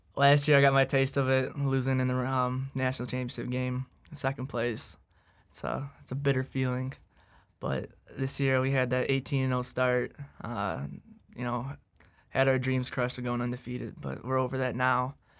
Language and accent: English; Sterling Heights, Michigan, United States; I am straight down the road from in Sterling Heights, Michigan.